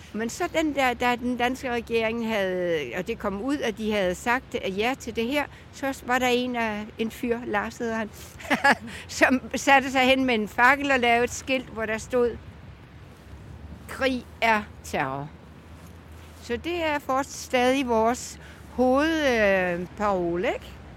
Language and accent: Danish; Bornholm, Capital Region of Denmark, Denmark; moved away as an adult; also born or lived in Spain; jeg er fra Bornholm mm. oprindeligt